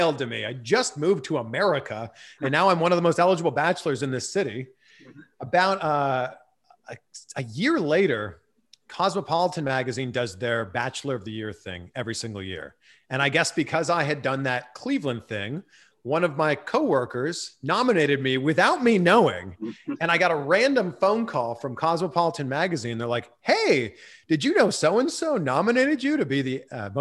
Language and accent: English; Pickering, Ontario, Canada; I take the train in from my hometown Pickering into Toronto